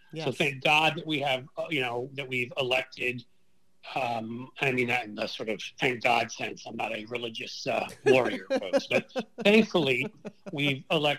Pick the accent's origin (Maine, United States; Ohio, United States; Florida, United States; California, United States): Ohio, United States; I think Ohio, my home state, is back in play.